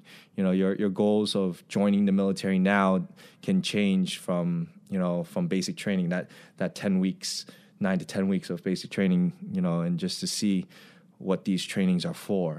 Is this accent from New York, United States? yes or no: yes; Long Island, New York, United States; moved away as an adult; I grew up in Long Island, you know, especially being an Asian, having an Asian culture